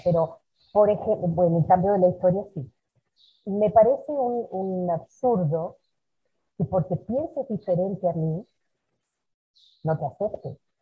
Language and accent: Spanish; Uruguay; moved away as an adult; now in Brazil; me fui de Uruguay